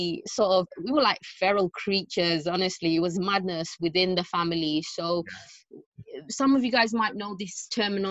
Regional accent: London, United Kingdom; It was East London, so I was raised in East London.

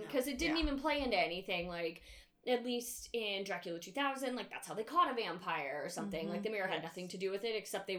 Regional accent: Southern California, United States; I'm from Southern California and we have cliffs that overlook the ocean

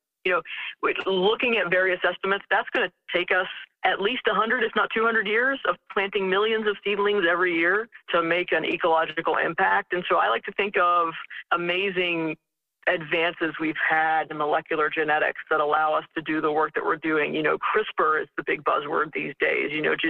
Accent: Hinton, West Virginia, United States; moved away as an adult; also born or lived in Madison, New Jersey / Pennsylvania; I grew up in the Southern Appalachians

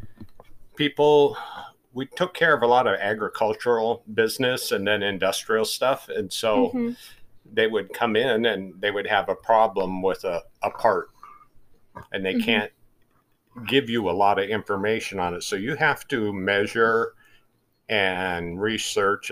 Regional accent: Grass Valley, California, United States; now in Roseville, United States; I grew up close to Grass Valley

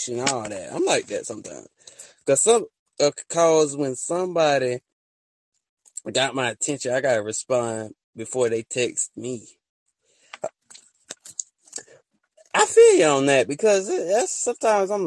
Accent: Alabama, United States; I'm from Alabama

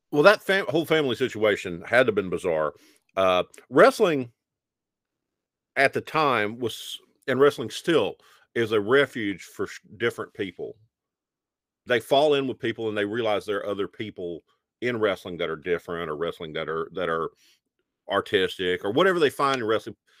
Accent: Alabama, United States; growing up in Alabama in the nineteen eighties

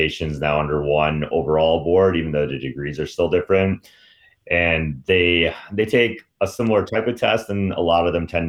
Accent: Michigan, United States; I'm from Michigan

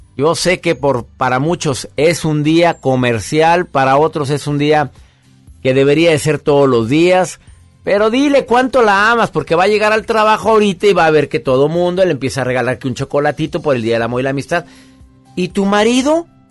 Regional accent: Monterrey, Nuevo León, Mexico; mi querido Monterrey, mi tierra, mi gente

